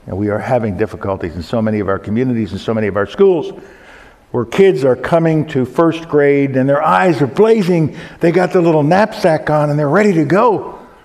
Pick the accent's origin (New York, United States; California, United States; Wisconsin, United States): New York, United States; moved away; my hometown of New York